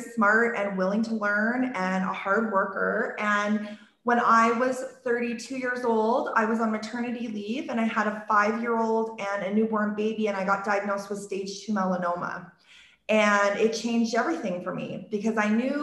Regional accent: Okotoks, Alberta, Canada; I was born and raised in this town, Okotoks, which is 10 minutes south of Calgary. It's my hometown.

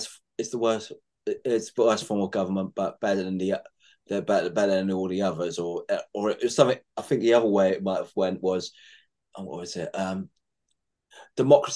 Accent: England, United Kingdom; being an Englishman myself

